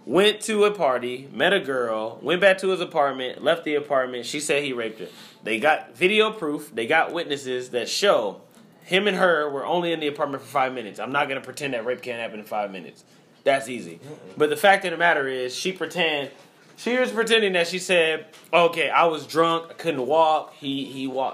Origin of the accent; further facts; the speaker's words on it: Texas, United States; I'm from Texas